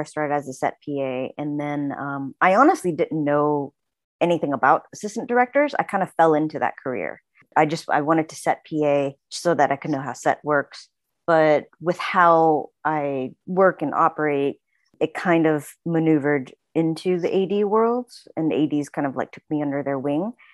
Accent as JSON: {"language": "English", "town": "Houston", "region": "Texas", "country": "United States", "tie": "born or raised there", "also_born_or_lived": "Oklahoma / Boston", "moved": "as an adult", "lives_now": "Los Angeles, United States", "said": "we moved to Houston, um, when I was six years old"}